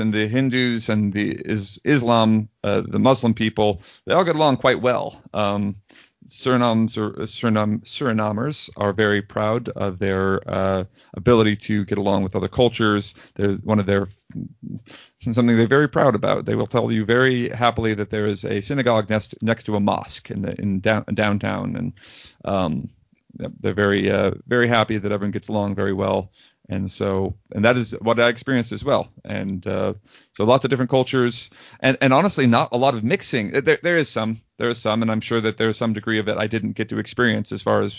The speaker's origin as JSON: {"language": "English", "country": "United States", "said": "As a white American"}